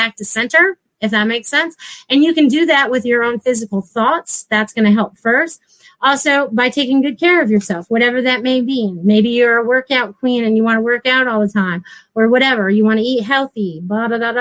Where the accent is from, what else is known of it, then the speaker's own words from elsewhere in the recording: Connecticut, United States; moved away; I was from Connecticut.